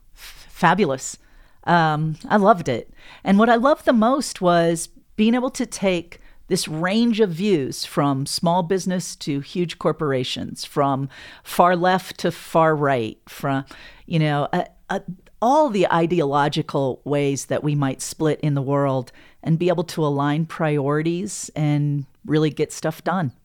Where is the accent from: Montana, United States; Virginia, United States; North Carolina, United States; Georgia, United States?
Montana, United States; Havre; moved away as an adult; also born or lived in Shelby, Montana / Bozeman, Montana; now in Denver, United States; I grew up in Havert, Montana